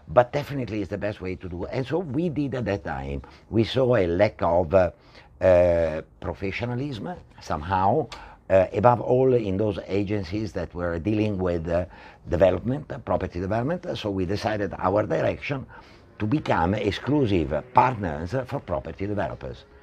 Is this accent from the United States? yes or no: no; Italy; moved away as an adult; also born or lived in Spain; now in Malaysia; I'm originally from Italy